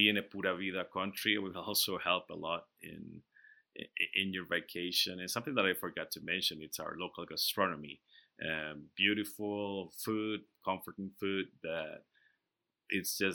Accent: Costa Rica; it makes me very proud to be a local Costa Rican

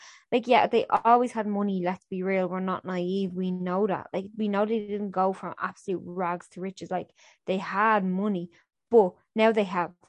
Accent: Ireland; as Irish people, we're doing our heritage an injustice if we don't.

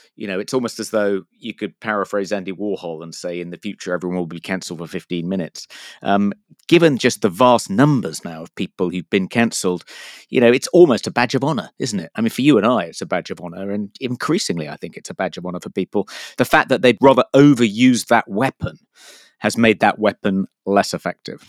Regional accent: United Kingdom; I'm a Brit

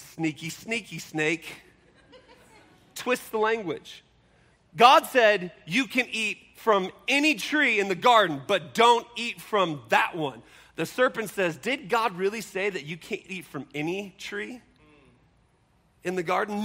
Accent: Seattle, Washington, United States; I grew up in Seattle

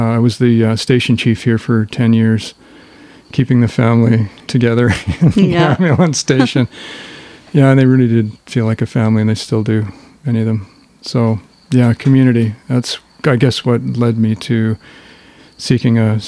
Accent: Powell River, British Columbia, Canada; also born or lived in Cariboo, British Columbia / Vancouver, British Columbia; I grew up in Cranberry, mostly in Mowat Bay, and then over behind Cranberry Lake

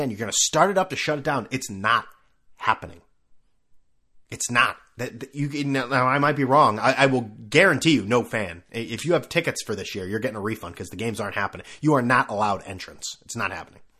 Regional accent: China; I mean, yeah, I came from China, and historically, if we want to call it

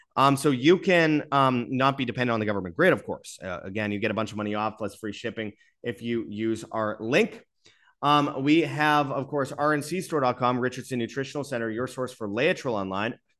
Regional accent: Winnipeg, Manitoba, Canada; in Winnipeg, Canada, my hometown

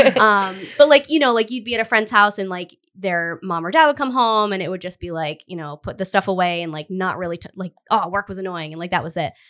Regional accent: Cumberland, Rhode Island, United States; I grew up in Cumberland

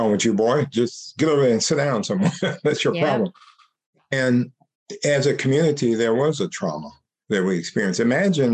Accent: United States; I'm an American. I'm a man. I'm a Black man.

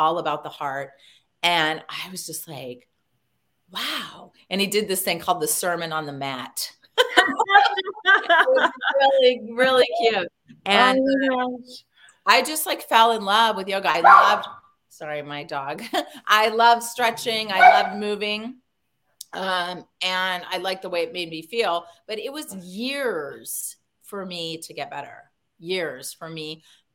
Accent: California, United States; moved away as an adult; we're from California

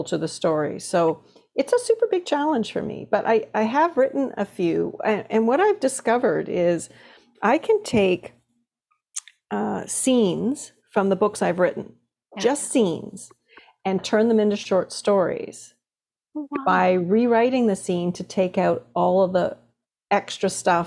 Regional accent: Toronto, Ontario, Canada; growing up in Toronto

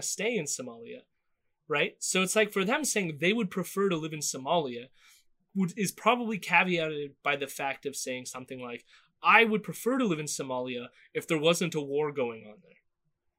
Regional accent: Southern Ontario, Canada; growing up in Southern Ontario

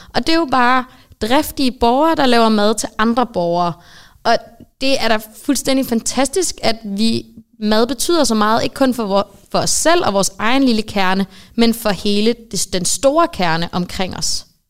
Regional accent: Østofte, Zealand, Denmark; jeg er født og opvokset i Østofte

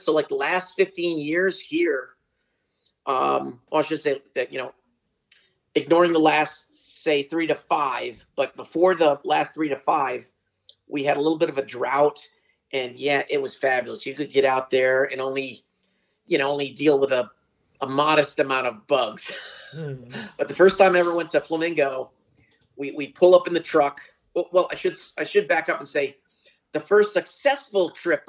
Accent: New England, United States; moved away as an adult; also born or lived in Indiana, United States; now in South Florida, United States; I grew up in New England

